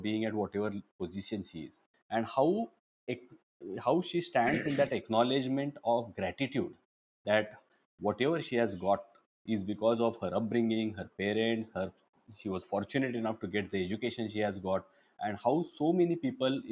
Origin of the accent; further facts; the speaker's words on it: Belgaum, Karnataka, India; now in Mumbai, India; my hometown and your hometown as well, Belgaum